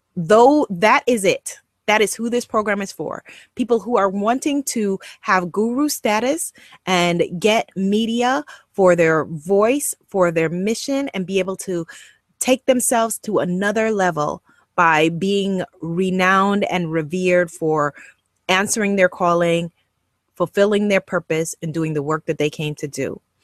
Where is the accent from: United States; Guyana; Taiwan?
Guyana; accent: Guyanese English; first language Guyanese English; my first language was Guyanese English